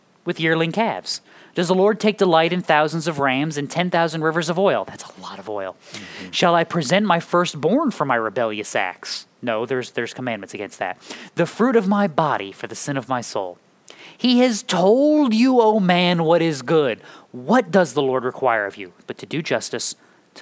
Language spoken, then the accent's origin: English; Ireland; I'm Irish